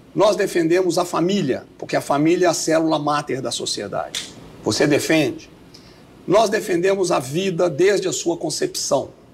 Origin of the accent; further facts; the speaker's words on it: Belo Horizonte, Minas Gerais, Brazil; moved away; eu sou mineiro aqui de Belo Horizonte, né? nascido e criado na floresta.